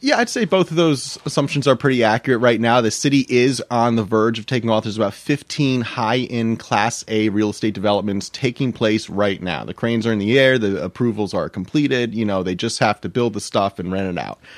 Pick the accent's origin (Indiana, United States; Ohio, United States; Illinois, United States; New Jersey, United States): New Jersey, United States; Millington; I grew up in Millington, New Jersey